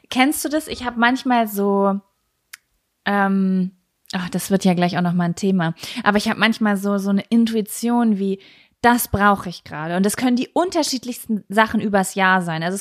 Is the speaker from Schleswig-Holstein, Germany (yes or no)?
yes; Lübeck, Schleswig-Holstein, Germany; in Lübecker. Aha. meiner Heimatstadt, wo ich gerade bin.